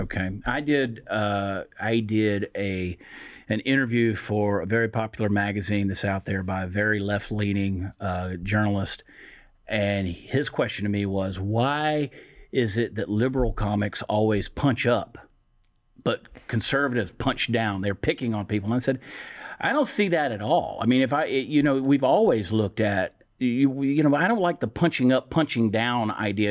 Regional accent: Georgia, United States; now in Texas, United States; I grew up in the South. I grew up in Georgia. I live in Texas now.

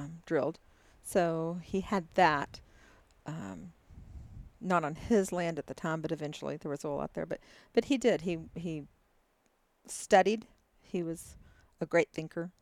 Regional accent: Texas, United States; also born or lived in Dallas, Texas; Born and raised in Texas

